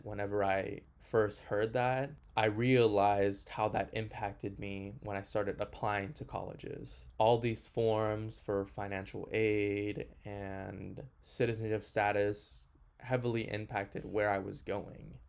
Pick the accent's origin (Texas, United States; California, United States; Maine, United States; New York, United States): Texas, United States; Houston; also born or lived in Honduras; My family and I immigrated from Honduras to Houston in 2003. And whenever I first moved